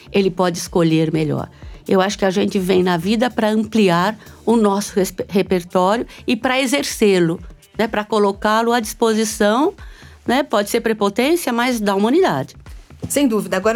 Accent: São Paulo, Brazil; eu nasci em São Paulo, no, no Alto da Moca, né? Ah, uma mistura, tem a ver com a minha mistura ancestral, né? Entre uh, italianos e croatas na realidade, eram iugoslavos quando vieram

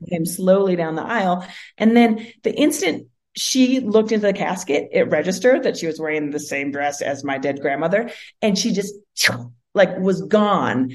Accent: Seattle, Washington, United States; I grew up in Seattle.

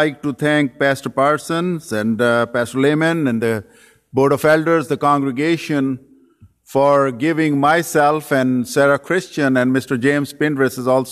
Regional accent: Pakistan; moved away as an adult; also born or lived in Saudi Arabia / Dearborn, Michigan; now in United States; I was born and raised in Pakistan

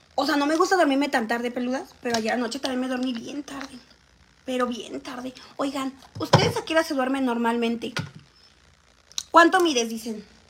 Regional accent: Xalapa, Veracruz, Mexico; now in Mexico City, Mexico; De Ciudad de Jalapa, chicas. Pero ahorita vivo en Ciudad de México

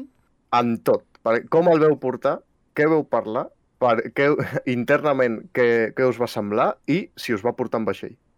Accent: Catalonia, Spain; som catalans

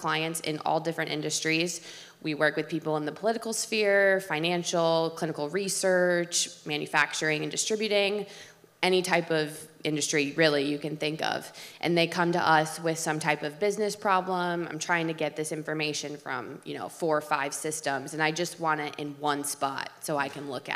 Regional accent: Ann Arbor, Michigan, United States; moved away; I'm from Ann Arbor, Michigan originally

